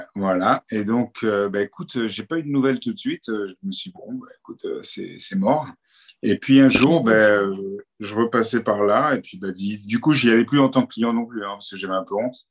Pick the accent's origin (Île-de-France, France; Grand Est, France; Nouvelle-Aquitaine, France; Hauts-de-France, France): Île-de-France, France; Paris; now in Cannes, France; À la base, je suis né à Paris, j'ai grandi à Paris.